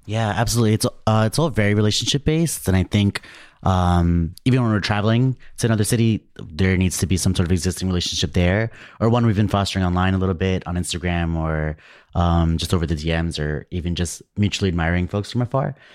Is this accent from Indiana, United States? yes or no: no; New York City, New York, United States; I'm from New York